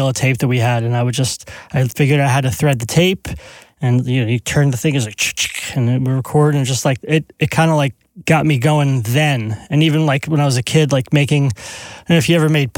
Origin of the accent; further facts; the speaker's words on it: East Brunswick, New Jersey, United States; two blocks from my house growing up in East Brunswick